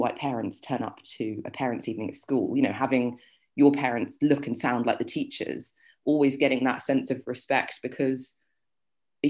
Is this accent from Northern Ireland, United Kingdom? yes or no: no; Sutton, London, United Kingdom; also born or lived in Surrey / Ireland; I grew up in Sutton